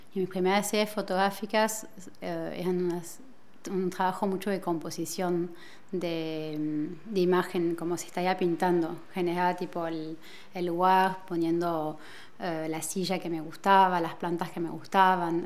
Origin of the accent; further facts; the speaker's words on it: Argentina; moved away as an adult; now in Paris, France; me crié acá en París hasta los 10 años y luego, por una decisión de mi madre, nos fuimos a ir a Argentina y a los 25 años em, he decidido regresar a París